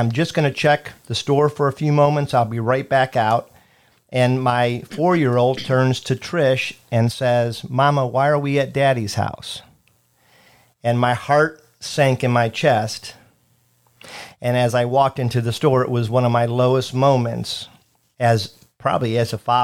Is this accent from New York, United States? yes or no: no; Cleveland, Ohio, United States; I'm from Cleveland